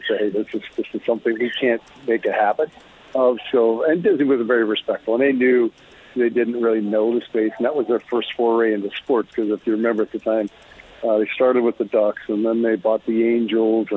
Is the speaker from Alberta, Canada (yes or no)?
yes; Bow Island, Alberta, Canada; played all my minor hockey in the Bow Island area in the Spud League at the time